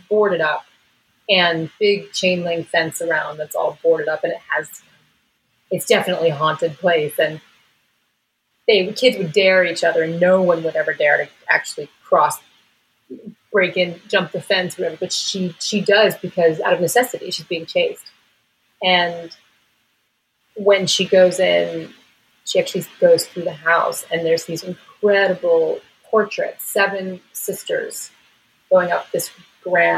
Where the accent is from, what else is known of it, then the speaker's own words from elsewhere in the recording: Allentown, Pennsylvania, United States; you're a kid growing up in Allentown, Pennsylvania